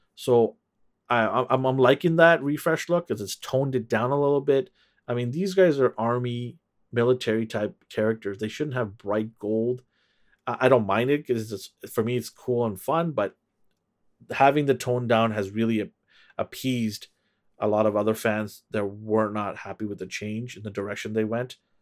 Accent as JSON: {"language": "English", "town": "Vancouver", "region": "British Columbia", "country": "Canada", "said": "I am from Canada, Vancouver, Canada."}